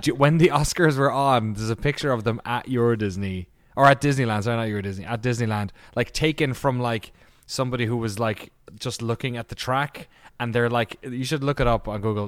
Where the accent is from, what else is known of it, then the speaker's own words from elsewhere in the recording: Ireland; I'm Irish